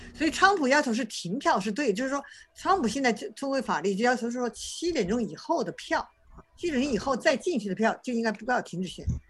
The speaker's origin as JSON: {"language": "Chinese", "country": "China", "said": "我们中国人那样，呃，很勤奋"}